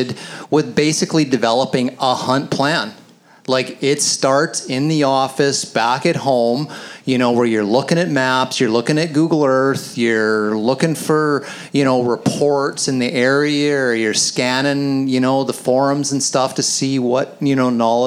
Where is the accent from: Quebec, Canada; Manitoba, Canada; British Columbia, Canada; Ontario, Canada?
British Columbia, Canada; the Kootenays; I grew up hunting elk in the Kootenays